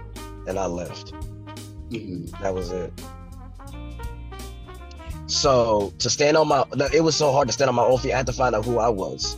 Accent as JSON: {"language": "English", "town": "Hooks", "region": "Texas", "country": "United States", "tie": "born or raised there", "said": "I grew up in Texas, born and raised here"}